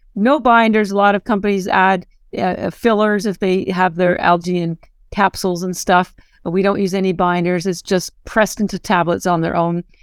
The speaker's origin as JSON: {"language": "English", "country": "Canada", "moved": "as an adult", "lives_now": "Boston, United States", "said": "I'm actually Canadian, but I've lived in Boston thirty-odd years"}